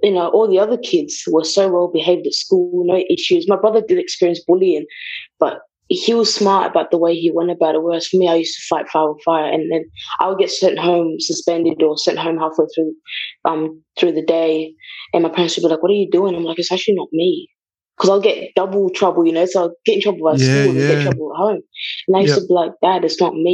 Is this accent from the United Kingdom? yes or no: yes; England, United Kingdom; English is a second language; also born or lived in Bulawayo, Zimbabwe; I grew up in England